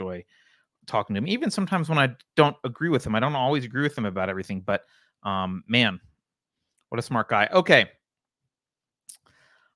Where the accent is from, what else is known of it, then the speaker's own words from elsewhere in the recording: United States; an American citizen